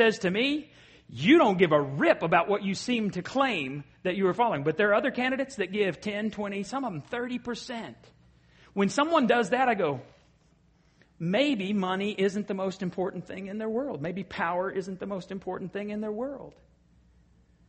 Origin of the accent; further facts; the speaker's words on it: Borger, Texas, United States; moved away; my hometown, Borger, and we have a lake out there